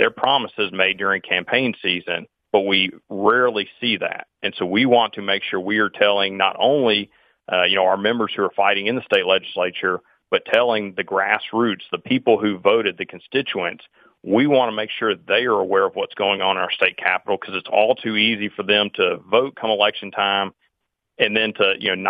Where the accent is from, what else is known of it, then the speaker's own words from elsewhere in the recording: Mississippi, United States; Mississippi, my home state here